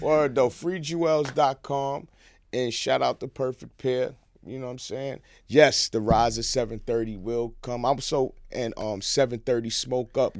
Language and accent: English; New York City, New York, United States; I'm a East Side nigga. From one hundred second Street and third, I was born in Mount Sinai Hospital, right there on the East Side